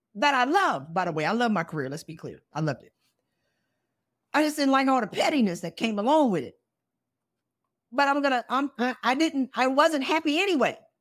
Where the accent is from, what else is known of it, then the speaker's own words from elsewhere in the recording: South Carolina, United States; I went to South Carolina State. I'm from South Carolina.